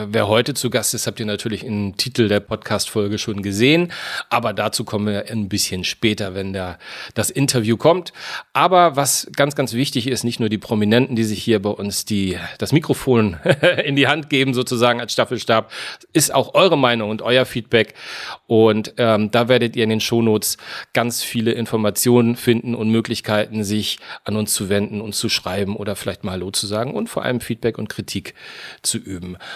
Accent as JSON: {"language": "German", "region": "Hamburg", "country": "Germany", "tie": "born or raised there", "said": "eigentlich bin ich ein gebürtiger Hamburger"}